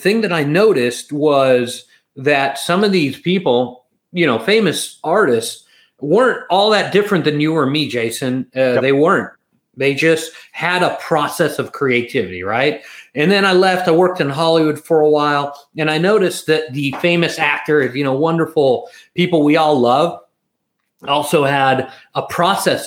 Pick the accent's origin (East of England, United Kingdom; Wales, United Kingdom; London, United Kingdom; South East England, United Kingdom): London, United Kingdom; I'm an East London West Ham fan